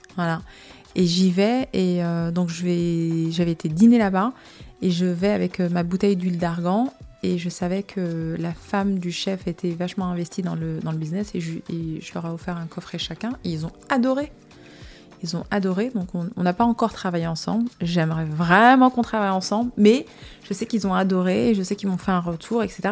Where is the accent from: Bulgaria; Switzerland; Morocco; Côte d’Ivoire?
Morocco; Casablanca, Casablanca-Settat; also born or lived in United States; now in France; je viens de Casablanca, donc tout de suite c'est la grande ville